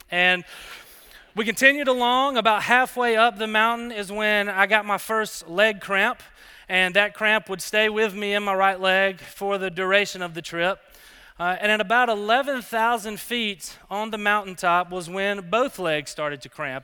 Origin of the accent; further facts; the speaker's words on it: Alabama, United States; moved away as an adult; also born or lived in Colorado; I grew up in Alabama